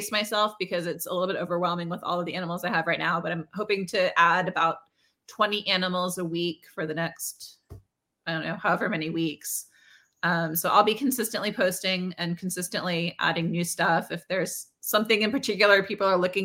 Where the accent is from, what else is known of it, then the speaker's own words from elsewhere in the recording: near Pittsburgh, Pennsylvania, United States; I grew up near Pittsburgh